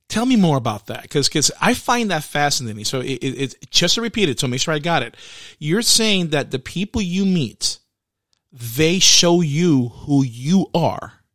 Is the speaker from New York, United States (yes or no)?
yes; New York City, New York, United States; I'm from the Bronx